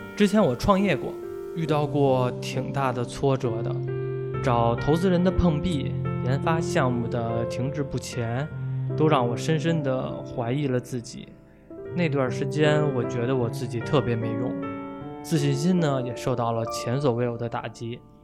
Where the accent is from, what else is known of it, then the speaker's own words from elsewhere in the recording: Beijing, China; 我是一名八五后的北京老男孩儿